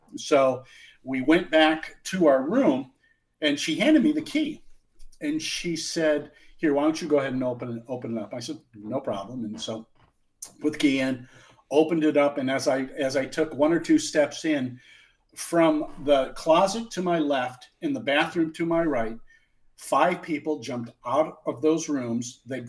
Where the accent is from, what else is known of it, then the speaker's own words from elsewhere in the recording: Omaha, Nebraska, United States; born there; I was born in Omaha in 1963.